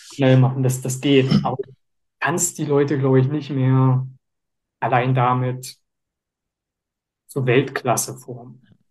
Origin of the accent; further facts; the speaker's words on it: Leipzig, Saxony, Germany; ich bin ja aus Leipzig und hier bei uns